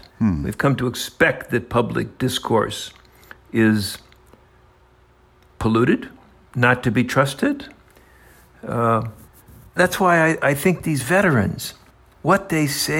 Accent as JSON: {"language": "English", "region": "Indiana", "country": "United States", "tie": "born or raised there", "also_born_or_lived": "Germany", "moved": "as an adult", "said": "When I was a kid growing up in Indiana, this would be the 1950s"}